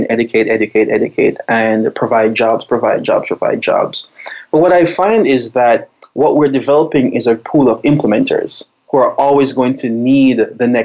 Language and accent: English; Jamaica; moved away as an adult; now in Rhode Island, United States; So I'm from Jamaica, and from a family of entrepreneurs.